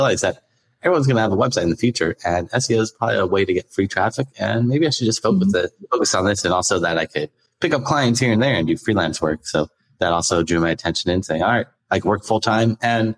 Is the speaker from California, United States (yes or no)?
yes; Los Angeles, California, United States; also born or lived in Venice Beach, California; I grew up in San Pedro, California, in Los Angeles, and pretty much lived here my whole life